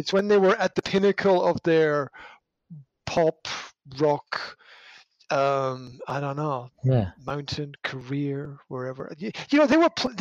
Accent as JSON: {"language": "English", "region": "Scotland", "country": "United Kingdom", "said": "being Scottish"}